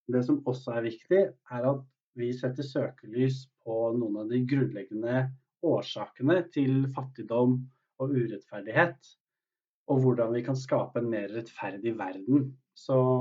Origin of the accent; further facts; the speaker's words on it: Norway; oss som er født i Norge